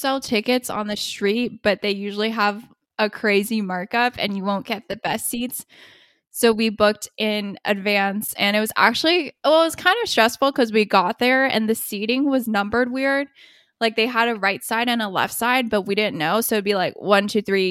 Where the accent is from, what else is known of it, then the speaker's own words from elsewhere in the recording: United States; we're American or Asian